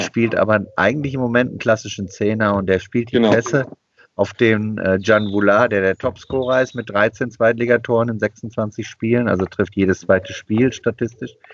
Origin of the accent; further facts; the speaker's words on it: Bochum, North Rhine-Westphalia, Germany; now in Cologne, Germany; Ich komme aus Bochum. Ich habe als, äh, sieben-, acht-, neunjähriger Bochumer Bundesligisten wahrgenommen